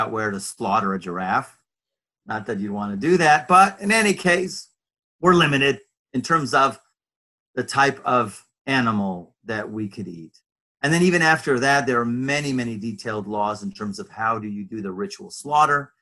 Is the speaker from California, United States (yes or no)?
yes; Los Angeles, California, United States; moved away; also born or lived in Jerusalem; I was raised Reform in Los Angeles, California